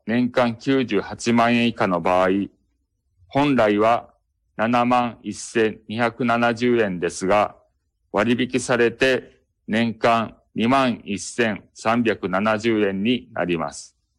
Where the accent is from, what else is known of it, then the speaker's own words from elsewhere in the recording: Kobe, Hyogo, Japan; 私 は生まれてからずっと神戸に住んでいます